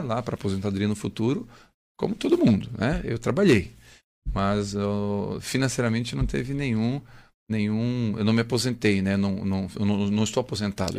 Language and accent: Portuguese; Criciúma, Santa Catarina, Brazil; also born or lived in Três Corações, Minas Gerais / Belo Horizonte; Em 99 voltei para Criciúma, né? Sou da terra, queria voltar para minha terra já